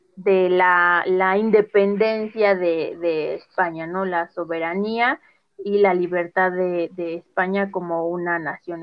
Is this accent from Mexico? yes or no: yes; Mexico